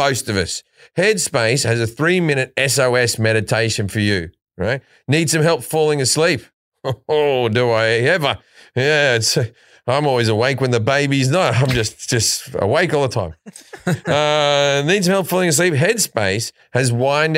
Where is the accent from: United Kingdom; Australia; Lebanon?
Australia; being Australian.